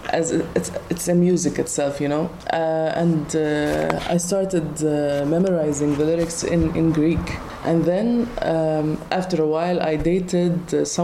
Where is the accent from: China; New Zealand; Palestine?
Palestine; moved away; also born or lived in Tunisia